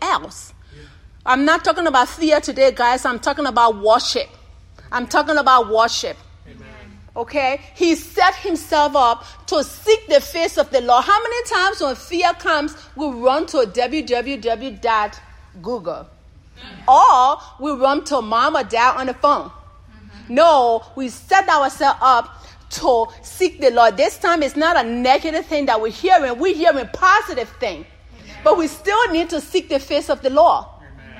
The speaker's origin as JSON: {"language": "English", "region": "Oklahoma", "country": "United States", "moved": "yes", "said": "I'm from Oklahoma"}